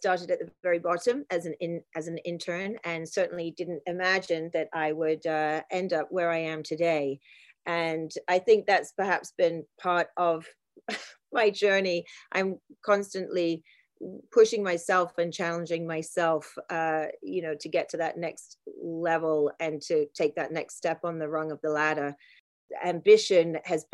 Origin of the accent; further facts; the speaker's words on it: Isle of Wight, South East England, United Kingdom; I grew up on the Isle of Wight, which is a small island in the south of England